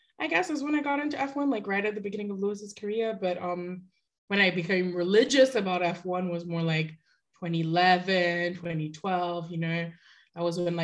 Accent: Nigeria; I'm from Nigeria

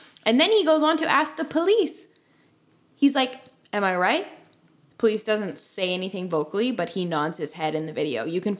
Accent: Canada; we come back to Canada, where we live and are citizens

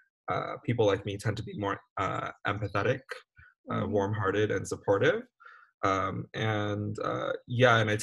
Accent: California, United States; moved away; also born or lived in Cambodia; I'm from California by way of Cambodia

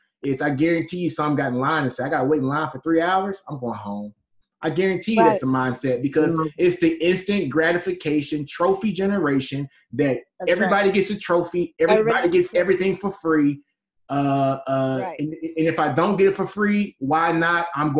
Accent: Texas, United States; We're all from Texas.

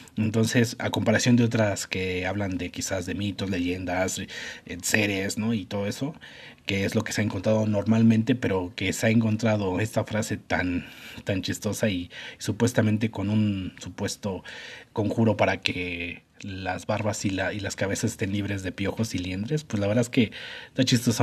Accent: Mexico; nosotros como mexicanos

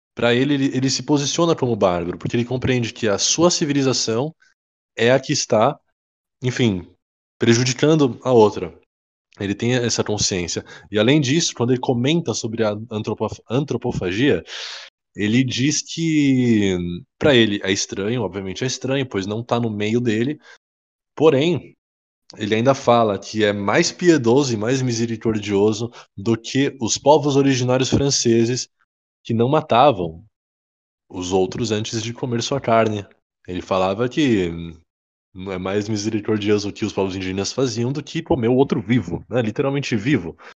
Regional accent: Brazil; a gente é brasileiro

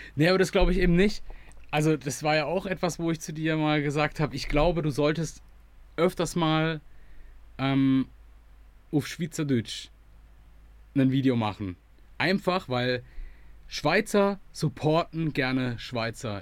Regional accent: Germany; als Deutscher

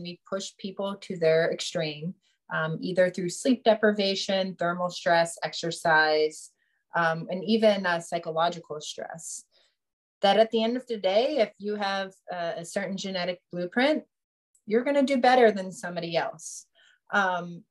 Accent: Youngstown, Ohio, United States; where I grew up in Youngstown, Ohio

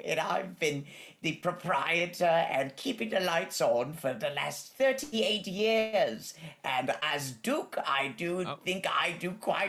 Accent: United Kingdom

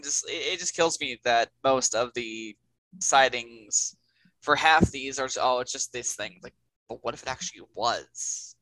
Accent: Texas, United States; it's from Texas, my home state.

